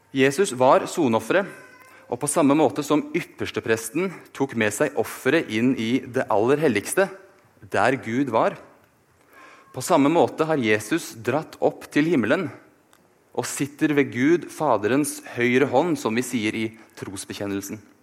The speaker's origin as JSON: {"language": "Norwegian", "region": "Oslo", "country": "Norway", "tie": "born or raised there", "moved": "as an adult", "lives_now": "Bergen, Norway", "said": "Jeg er født og oppvokst i Oslo, men har likevel klart å forville meg hit til Vestlandet"}